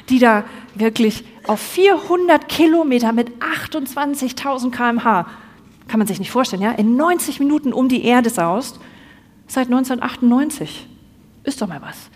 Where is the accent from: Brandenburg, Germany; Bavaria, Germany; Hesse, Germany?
Bavaria, Germany; now in Cologne, Germany; Im Übrigen, ich bin nicht ganz aus Köln. Ich bin eigentlich gebürtige Fränkin. Man hört es nicht mehr.